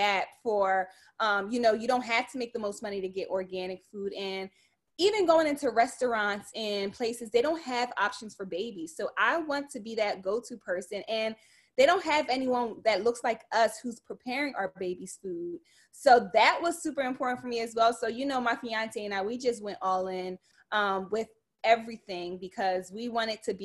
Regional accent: Camden, New Jersey, United States; I'm from Camden, New Jersey. Born and raised

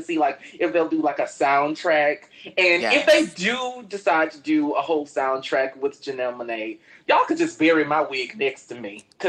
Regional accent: Miami, Florida, United States; We are from Miami.

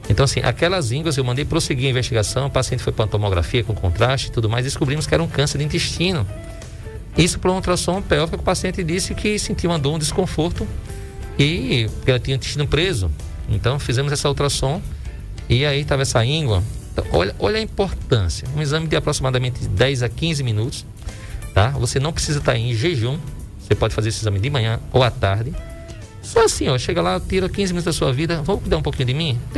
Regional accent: Northeast Region, Brazil; A gente saiu aqui do Nordeste, vai para aquela região e eu não sabia o que era dor na pente.

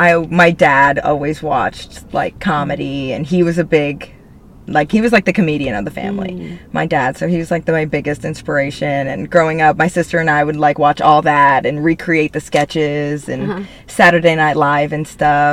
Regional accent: Florida, United States; also born or lived in New York, United States; now in Los Angeles, United States; So I was born in New York, and then when I was six, I moved to Florida. But my mom still lived in New York, and my dad lived in Florida.

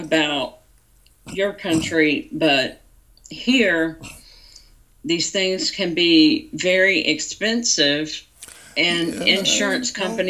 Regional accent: United States; being American

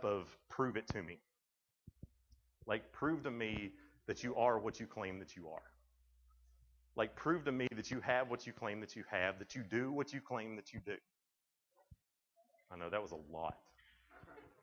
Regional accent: Tennessee, United States; I'm from Tennessee

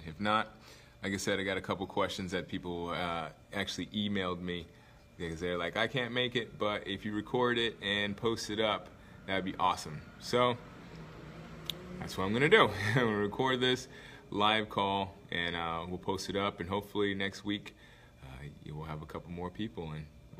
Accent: Anchorage, Alaska, United States; I am from Alaska, Anchorage, Alaska. I went to high school in Anchorage, Alaska. From there, I moved around a lot because I was a military brat, but I ended up going to high school in Alaska, so I call that home

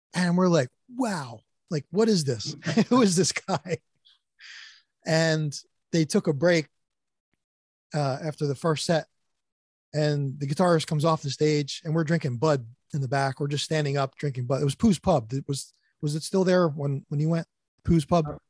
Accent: East Brunswick, New Jersey, United States; also born or lived in Boston; I'm originally from New Jersey and that's where I live now

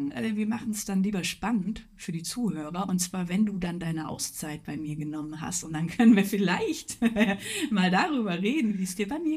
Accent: North Rhine-Westphalia, Germany; ich komme aus dem Ruhrpott, Weltkulturerbe, Zeche Zollverein

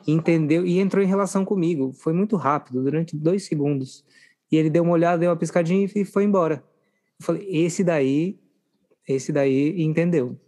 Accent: Minas Gerais, Brazil; eu sou de uma cidade pequena do interior de Minas Gerais

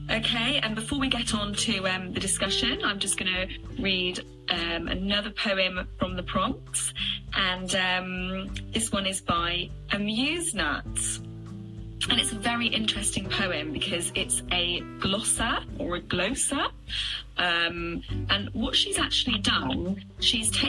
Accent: South West England, United Kingdom; I'm from South West England.

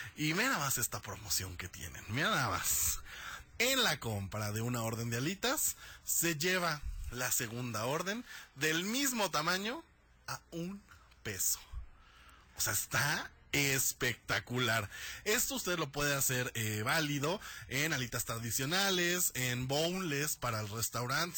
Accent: Mexico

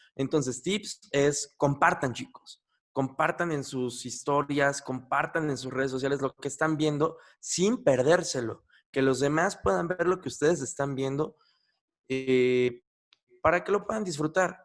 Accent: Mexico; yo soy mexicano

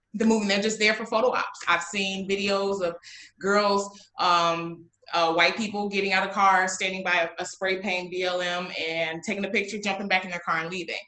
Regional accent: Waukegan, Illinois, United States; I am from Waukegan, Illinois

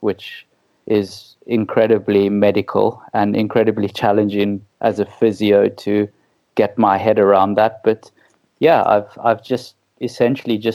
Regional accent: South Africa; accent: South African; moved away as an adult; also born or lived in Middle East; now in United Kingdom; your listeners can tell by my wonderful accent that I'm South African

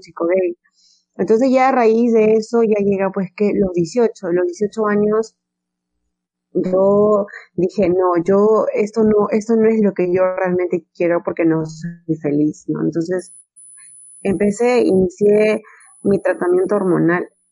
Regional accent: Peru; en mi país, no, Perú es, es un país muy machista

